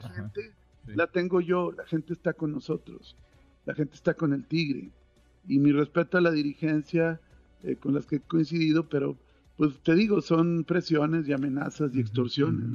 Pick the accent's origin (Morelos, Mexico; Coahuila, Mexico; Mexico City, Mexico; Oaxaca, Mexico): Coahuila, Mexico; los que votamos somos los coahuilenses